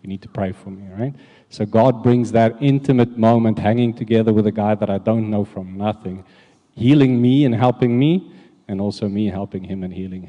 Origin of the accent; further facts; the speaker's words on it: South Africa; moved away; as you know, we came from South Africa, and when we arrived here, we were very alone at the beginning, looking for a church.